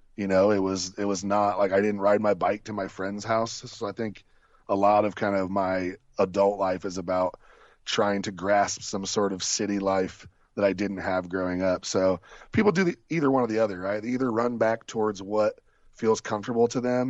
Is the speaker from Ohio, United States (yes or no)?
yes; Ohio, United States; also born or lived in Columbus, Ohio; I've only lived in my hometown in Ohio and in Columbus, Ohio.